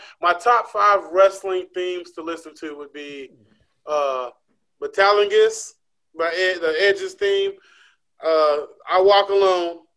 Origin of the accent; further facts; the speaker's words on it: West Coast, United States; I'm from the West Coast